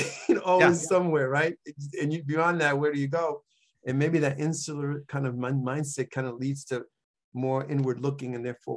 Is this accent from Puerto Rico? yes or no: yes; Calle, Puerto Rico; born there; Well, I was born in Calle, Puerto Rico, which is one of the 78 towns in Puerto Rico and sort of the central part of the island.